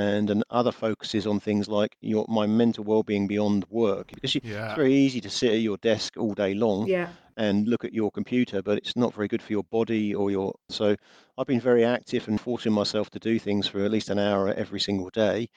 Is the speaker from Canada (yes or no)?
no; England, United Kingdom; being English